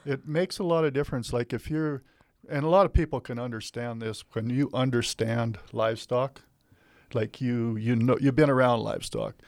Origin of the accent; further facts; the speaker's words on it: Matador Community Pasture, Saskatchewan, Canada; I was born and raised on the Matador Community Pasture, which is a huge, largest community pasture in Canada.